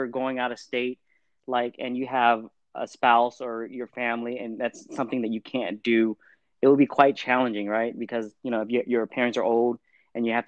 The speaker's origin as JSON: {"language": "English", "region": "California", "country": "United States", "said": "I'm from California"}